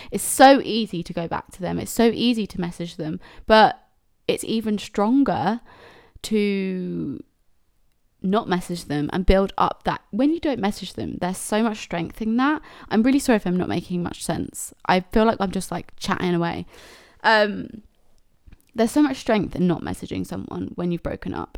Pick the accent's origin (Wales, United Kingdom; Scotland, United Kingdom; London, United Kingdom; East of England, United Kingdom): East of England, United Kingdom; Cambridge; I'm from Cambridge